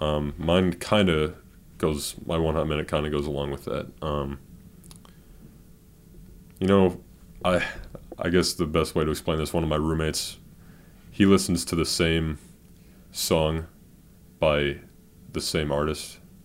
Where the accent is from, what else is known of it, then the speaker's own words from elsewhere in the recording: Cleveland, Ohio, United States; I was born in Cleveland